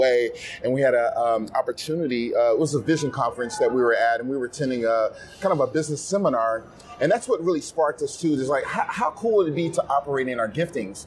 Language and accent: English; the South, United States; I'm from the South